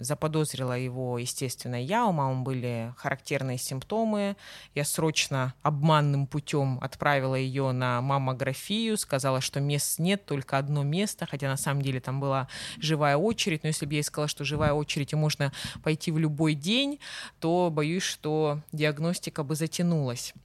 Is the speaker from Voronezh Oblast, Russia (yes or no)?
no; Krasnodar, Krasnodar Krai, Russia; нарядная улица в центре города Краснодара, откуда я родом и где мы сейчас, собственно, записываем подкаст